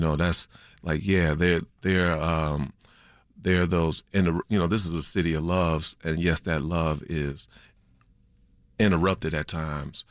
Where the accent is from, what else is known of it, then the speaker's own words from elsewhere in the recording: Chicago, Illinois, United States; I was raised on the South Side on eighty-seven of Winchester before moving to the Burbs, my eighth grade year